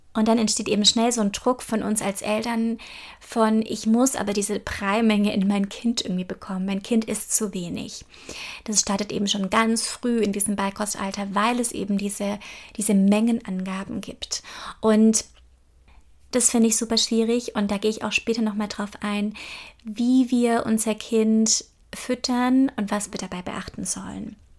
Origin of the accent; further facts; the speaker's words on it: Germany; hier bei uns in Deutschland